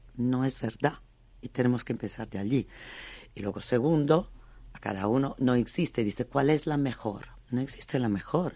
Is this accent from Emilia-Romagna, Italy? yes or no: yes; Bologna, Emilia-Romagna, Italy; Spanish is a second language; now in Spain; Yo vengo de Bolonia, soy emiliana